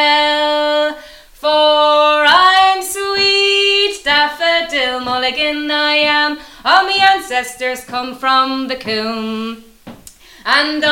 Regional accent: Dublin, Leinster, Ireland; accent: Dublin

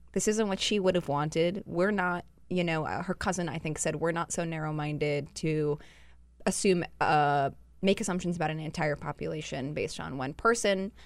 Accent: Utah, United States; I'm from Utah

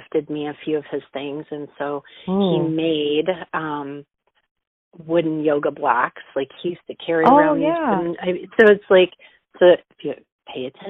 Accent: Moline, Illinois, United States; also born or lived in Arizona; Born and raised in Moline

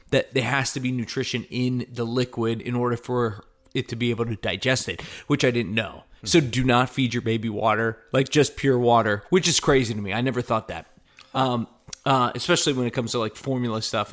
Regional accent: Connecticut, United States; Connecticut, East Coast

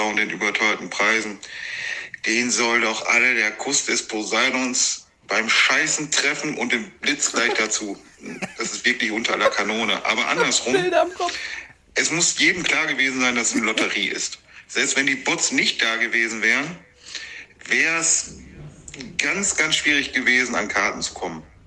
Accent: Germany; bei uns in Deutschland

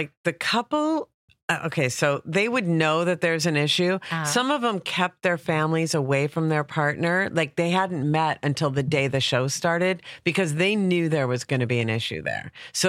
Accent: Minneapolis, Minnesota, United States; now in Los Angeles, United States; I am originally from Minneapolis by way of New York. This is one of my homelands.

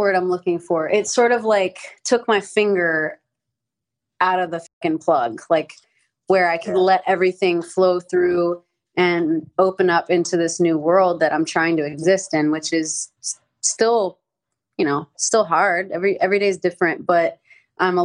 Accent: the South, United States; I grew up in the South

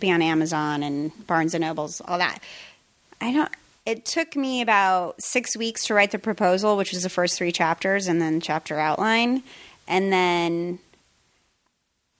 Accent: Colorado, United States; born or raised there; moved away as an adult; also born or lived in New York; now in Los Angeles, United States

